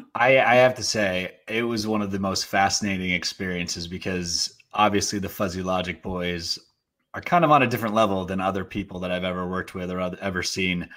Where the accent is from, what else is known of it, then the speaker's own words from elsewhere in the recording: Portland, Oregon, United States; also born or lived in Philippines; when I moved to Portland, Oregon, um, years later, when I was seven